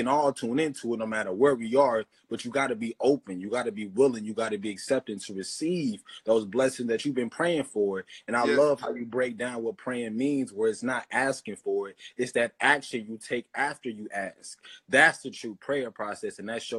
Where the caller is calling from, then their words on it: St. Louis, Missouri, United States; And I'm tuning in from St. Louis, G.